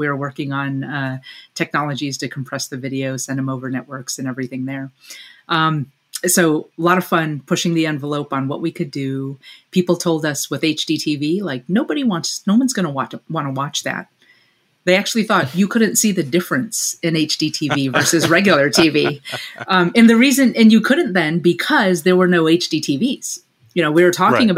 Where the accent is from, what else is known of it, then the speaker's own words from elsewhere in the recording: Batavia, New York, United States; moved away as an adult; I was born in Western New York, a small town called Batavia, New York, just out in between Buffalo and Rochester. As I grew up there